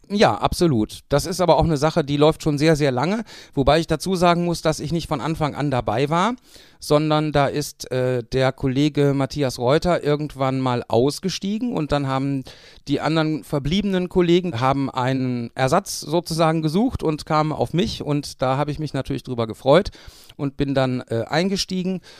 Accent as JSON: {"language": "German", "town": "Mülheim an der Ruhr", "region": "North Rhine-Westphalia", "country": "Germany", "tie": "born or raised there", "said": "in meiner Heimatstadt Mülheim an der Ruhr"}